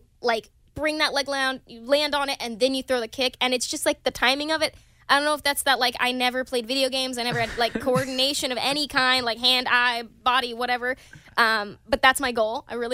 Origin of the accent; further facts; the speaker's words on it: Pine Bluff, Arkansas, United States; now in Los Angeles, United States; I got to take my boyfriend back to my hometown recently